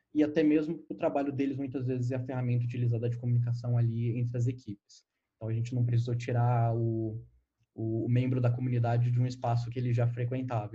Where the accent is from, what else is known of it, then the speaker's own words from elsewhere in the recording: Guarulhos, São Paulo, Brazil; now in São Paulo, Brazil; eu nasci em Guarulhos, mas eu já moro em São Paulo faz alguns aninhos. Eu morei em São Paulo no tempo da minha infância